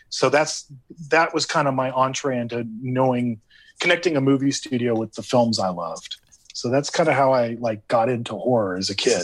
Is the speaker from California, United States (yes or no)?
yes; Hacienda Heights, California, United States; I grew up in Hacienda Heights, and, and I went to school in Whittier